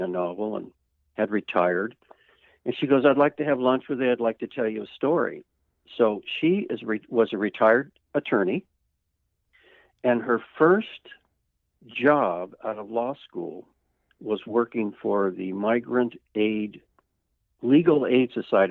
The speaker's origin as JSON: {"language": "English", "region": "California", "country": "United States", "tie": "born or raised there", "said": "I grew up in California"}